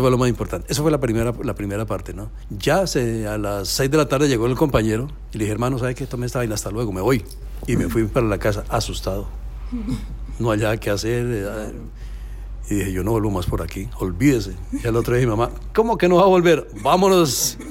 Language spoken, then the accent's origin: Spanish; Facatativá, Cundinamarca, Colombia; moved away; Empecé casualmente allá en mi pueblito en Colombia, Facatativá, se llama así el pueblito